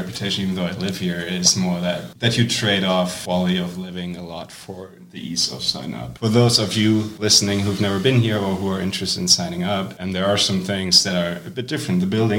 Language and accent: English; Germany; moved away as an adult; now in Evanston, United States; I'm a second year. I'm from Germany. I've never really lived in the US before.